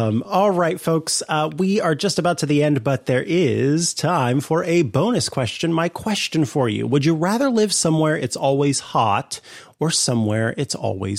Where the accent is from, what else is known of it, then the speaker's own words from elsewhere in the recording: Missouri, United States; now in Northern California, United States; I'm from Missouri where it gets a lot cooler and I do miss that.